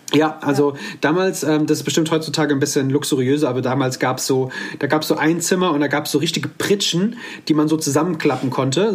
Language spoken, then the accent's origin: German; Offenbach district, near Frankfurt am Main, Hesse, Germany; Ich komme aus dem Kreis Offenbach am Main ähm, in der Nähe von Frankfurt am Main